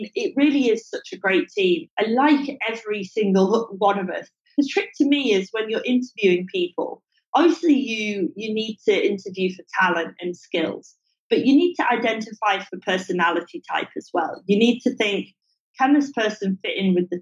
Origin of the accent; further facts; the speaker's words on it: England, United Kingdom; now in Singapore; I'm English